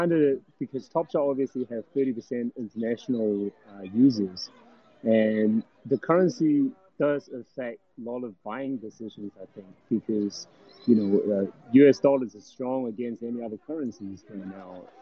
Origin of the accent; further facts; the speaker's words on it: New Zealand; now in United States; because I think before I come from New Zealand to US